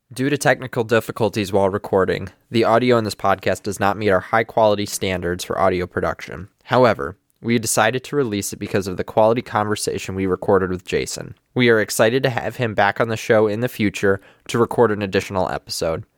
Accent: Gaylord, Michigan, United States; I'm from Gaylord, Michigan, so three hours north of here

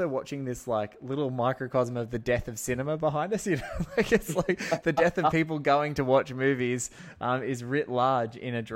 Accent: Sydney, New South Wales, Australia; I'm from Sydney

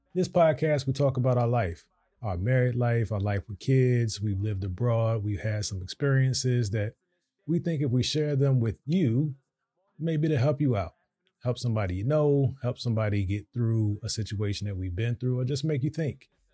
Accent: Virginia, United States; moved away; we're from Virginia

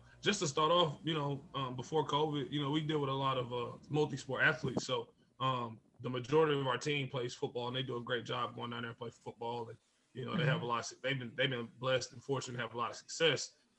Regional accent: Crossett, Arkansas, United States; born or raised there; also born or lived in Bryant, Arkansas

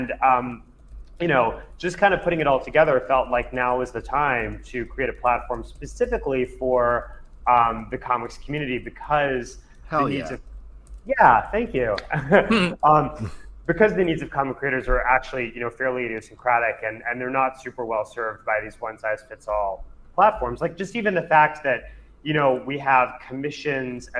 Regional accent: New Jersey, United States; I grew up a nerd in New Jersey, reading comics

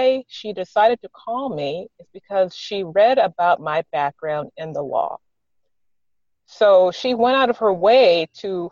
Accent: the South, United States; I grew up in the South

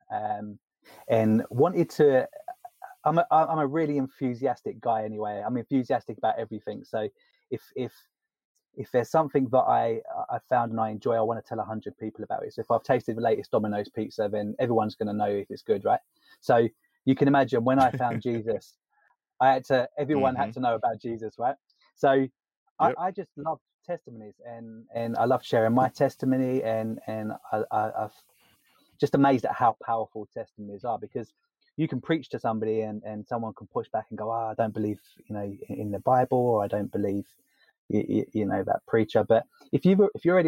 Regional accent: London, United Kingdom; accent: posh English; I come from England, originally born and raised in London. That's where the posh English accent comes from.

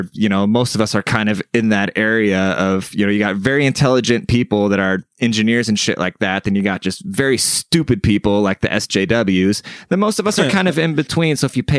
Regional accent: Seattle, Washington, United States; moved away as an adult; also born or lived in Germany; now in San Antonio, United States; I grew up in Seattle

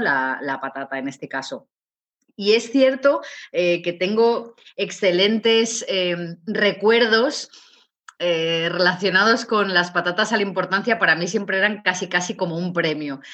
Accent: León, Castile and León, Spain; yo soy de origen de León, yo nací en León

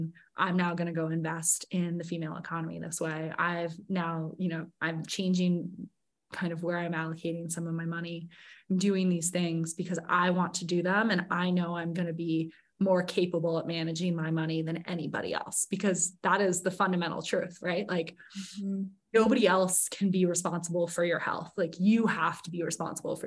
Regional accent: Sun Valley, United States; here in my hometown of Sun Valley

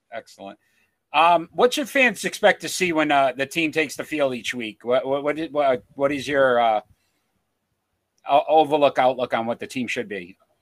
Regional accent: New England, United States; we're from the New England area

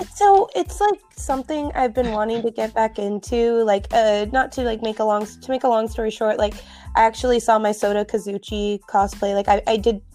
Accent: United States; I'm actually from the United States

